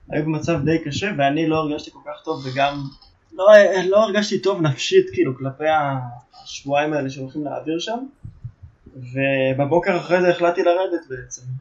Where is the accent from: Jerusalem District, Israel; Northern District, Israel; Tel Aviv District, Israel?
Northern District, Israel; Kfar Vradim; moved away as an adult; now in Mitzpe Ramon, Israel; אני גדלתי בכפר ורדים.